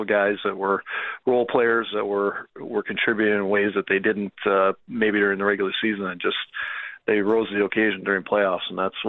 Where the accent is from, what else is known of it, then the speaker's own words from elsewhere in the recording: Calgary, Alberta, Canada; No, I'm from Calgary.